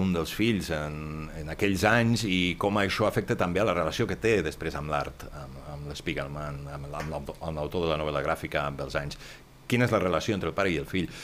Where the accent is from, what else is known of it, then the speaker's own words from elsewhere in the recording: Catalonia, Spain; som catalans